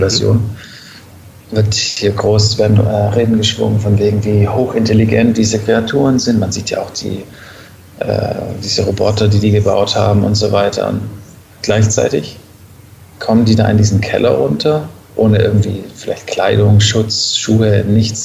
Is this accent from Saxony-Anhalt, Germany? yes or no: no; Stuttgart area, Baden-Württemberg, Germany; now in Berlin, Germany; ich komme ursprünglich aus dem Raum Stuttgart, einer der schwäbischen Berliner